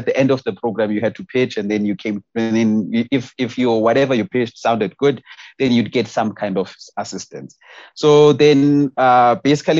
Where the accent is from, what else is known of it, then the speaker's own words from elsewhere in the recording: Eastern Cape, South Africa; moved away as an adult; now in Johannesburg, South Africa; I grew up in the Eastern Cape, and I came to Joburg around 2017